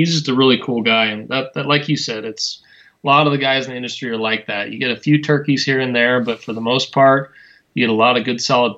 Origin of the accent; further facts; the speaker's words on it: Wyoming, United States; now in Utah, United States; I grew up in Wyoming, which is the least populated state in the U.S.